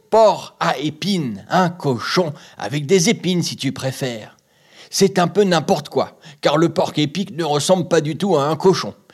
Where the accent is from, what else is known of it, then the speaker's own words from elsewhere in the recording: Cameroon; j'ai 8 je suis camerounaise.